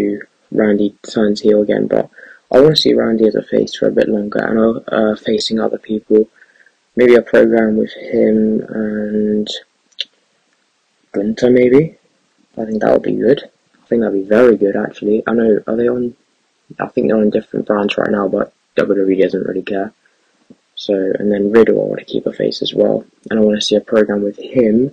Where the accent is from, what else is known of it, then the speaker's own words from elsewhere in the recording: England, United Kingdom; I'm from England